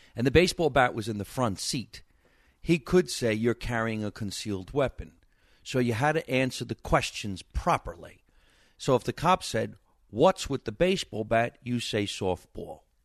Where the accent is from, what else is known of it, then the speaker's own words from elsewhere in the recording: Jersey Shore, New Jersey, United States; moved away as an adult; now in Los Angeles, United States; Nice Italian kid from New Jersey, growing up in the basement with mom